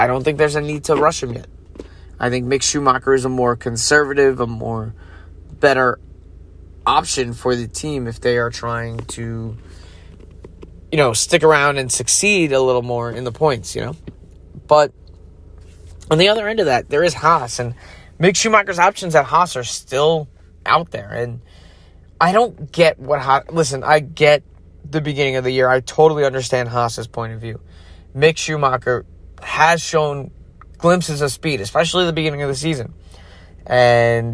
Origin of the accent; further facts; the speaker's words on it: United States; as an American